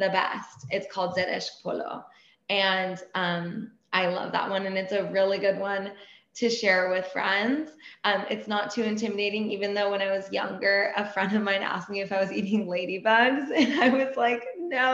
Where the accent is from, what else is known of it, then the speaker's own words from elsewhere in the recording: Laguna Beach, California, United States; first language Persian; English is a second language; I grew up in Laguna